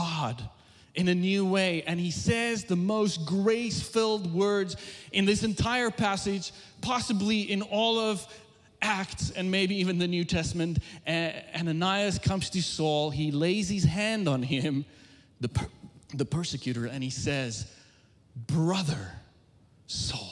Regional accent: South Africa; moved away as an adult; now in United States; I was born and raised in South Africa, came to the U.S. in 2001

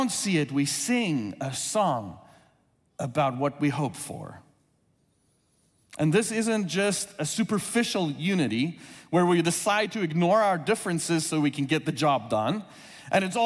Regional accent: South Africa; first language Afrikaans; English is a second language; moved away as an adult; now in United States; I've been in the U.S. since 2001, but grew up in South Africa

